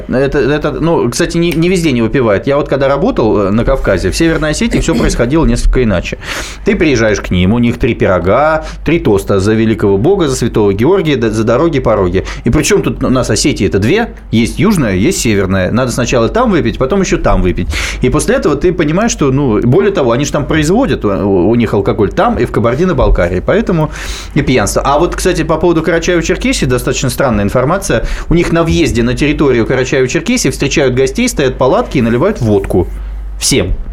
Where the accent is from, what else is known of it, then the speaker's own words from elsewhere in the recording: Latvia; born there; Я родился в Латвии вообще.